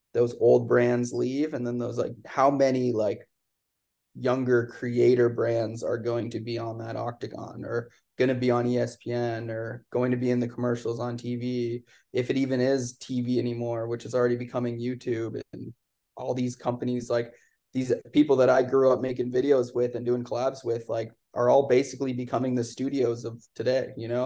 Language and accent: English; Canada; I'm from Canada